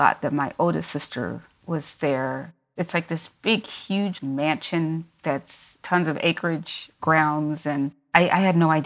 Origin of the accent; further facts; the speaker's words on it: Louisville, Kentucky, United States; also born or lived in Lafayette, Indiana; I am from Kentucky. I grew up in Louisville, Kentucky, originally